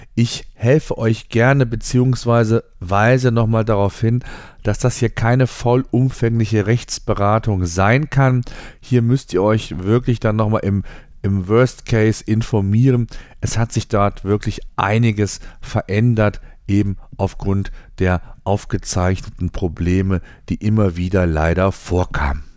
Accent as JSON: {"language": "German", "country": "Germany", "said": "bei uns in Deutschland"}